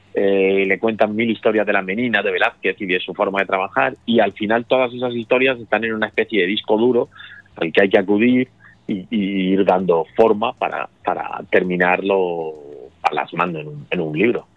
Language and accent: Spanish; Murcia, Region of Murcia, Spain; soy de Murcia